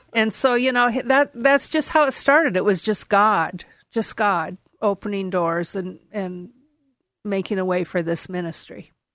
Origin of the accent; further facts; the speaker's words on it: Portland, Oregon, United States; born and raised in Portland, Oregon